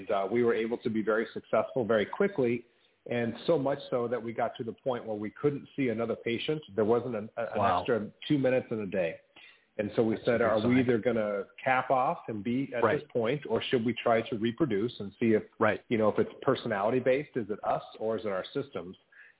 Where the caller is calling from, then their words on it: Rancho Santa Fe, California, United States; Just north of San Diego, here in a little town called Rancho Santa Fe. So essentially San Diego.